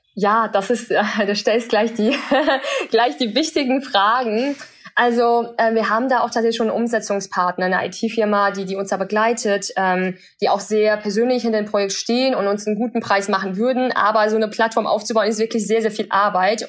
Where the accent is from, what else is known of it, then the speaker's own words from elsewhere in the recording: Germany; German is a second language; also born or lived in China; bin mit acht Jahren dann nach Deutschland gekommen